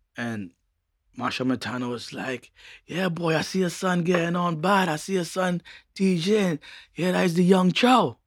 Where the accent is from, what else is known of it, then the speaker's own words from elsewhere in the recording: New York City, New York, United States; also born or lived in Montreal, Canada / Trinidad (family origin); my mother migrated to Brooklyn, where she took me and my brother